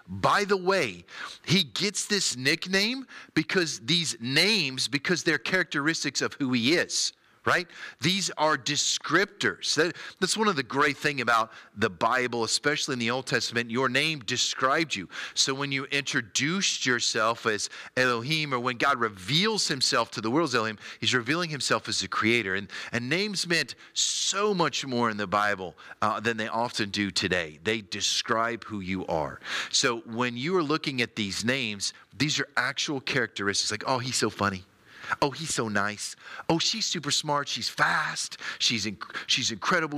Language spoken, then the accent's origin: English; United States; as an American